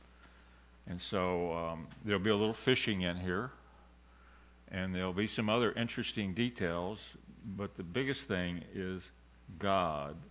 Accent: Colorado River, Texas, United States; I grew up fishing on the Colorado River in the state of Texas

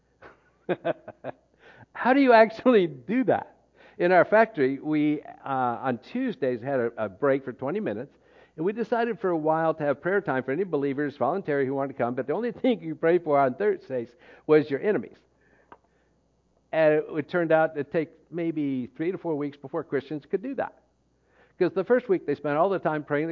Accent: United States; moved away as an adult; because I'm from the U.S., I'm considered American

